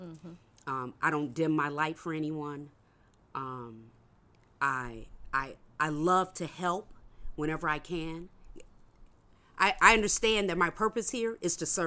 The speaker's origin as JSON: {"language": "English", "town": "Oakland", "region": "California", "country": "United States", "tie": "born or raised there", "also_born_or_lived": "Nashville, Tennessee", "said": "I grew up in East Oakland, California. Went to schools in East Oakland."}